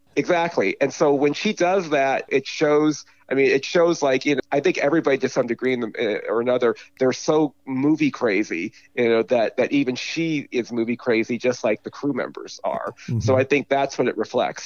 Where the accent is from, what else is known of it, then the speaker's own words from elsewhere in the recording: California, United States; accent: California; my California accent